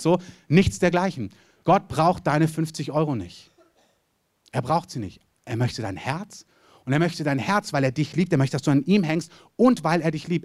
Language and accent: German; Southern Germany, Germany; ich komme aus dem Süden Deutschland